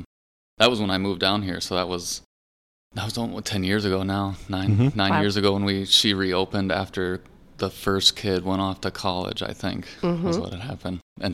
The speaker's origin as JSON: {"language": "English", "region": "Wisconsin", "country": "United States", "tie": "born or raised there", "also_born_or_lived": "Deltona, Florida", "moved": "yes", "lives_now": "St. Petersburg, United States", "said": "I'm from Deltona outside of Orlando, but I grew up in Wisconsin and then came back here because all my family's here."}